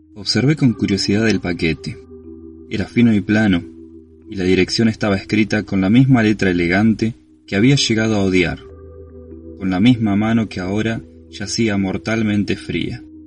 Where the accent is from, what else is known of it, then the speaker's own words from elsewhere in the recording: Bahía Blanca, Buenos Aires Province, Argentina; soy de Bahía Blanca